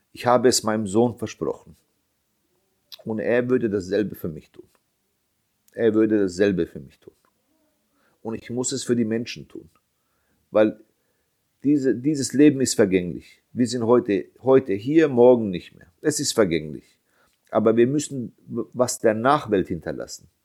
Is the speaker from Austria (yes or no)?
no; Bosnia & Herzegovina; Ich bin Bosnier. Ich habe Unterstützung von meiner Community, aber wir sind sehr wenige.